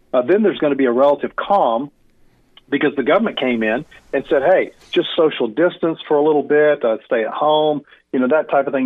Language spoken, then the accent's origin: English; United States; we as American Christians